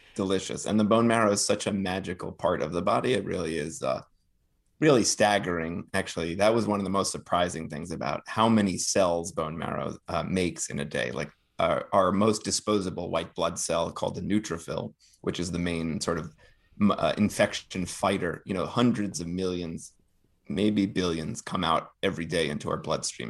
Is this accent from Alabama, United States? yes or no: no; northern New Jersey, United States; I grew up in, um, the suburbs of northern New Jersey, right outside, outside of New York